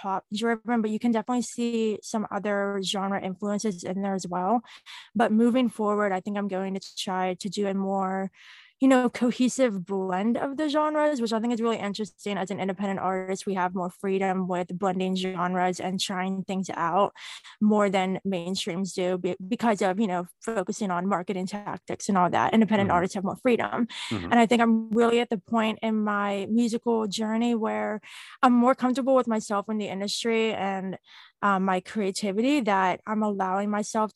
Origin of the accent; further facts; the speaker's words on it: Pittsburgh, Pennsylvania, United States; I am from Pittsburgh, Pennsylvania.